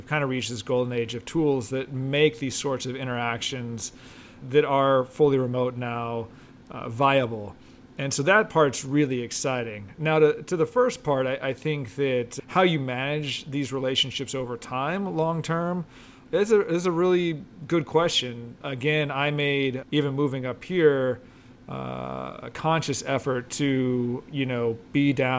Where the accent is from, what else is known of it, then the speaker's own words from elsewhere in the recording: Texas, United States; You know, I'm an import. I came from Texas. I spent some time in Austin.